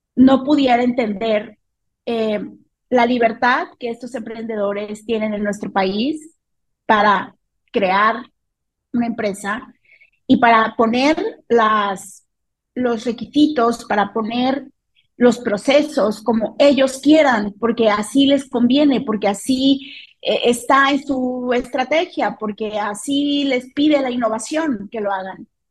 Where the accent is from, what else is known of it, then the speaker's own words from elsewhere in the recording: Mexico; en México vivimos una crisis de inseguridad